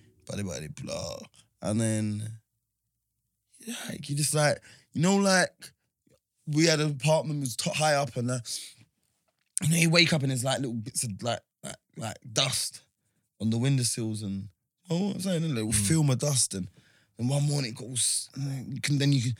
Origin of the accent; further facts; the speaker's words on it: London, United Kingdom; we're from London.